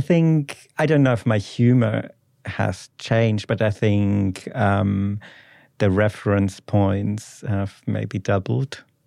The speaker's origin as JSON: {"language": "English", "area": "Ruhr area", "region": "North Rhine-Westphalia", "country": "Germany", "second_language": "English", "moved": "yes", "said": "I'm from the Ruhr area in the West of Germany"}